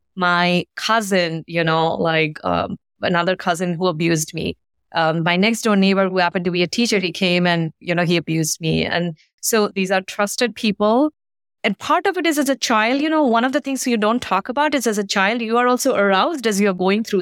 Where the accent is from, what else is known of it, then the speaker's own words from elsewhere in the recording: India; moved away; I grew up in India.